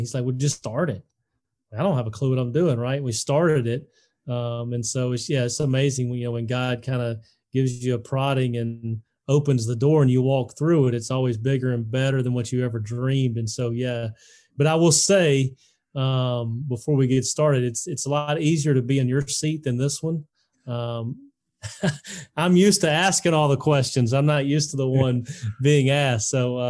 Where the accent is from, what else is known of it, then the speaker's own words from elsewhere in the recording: Selma, Alabama, United States; I was born and raised in Selma, Alabama, very historic town.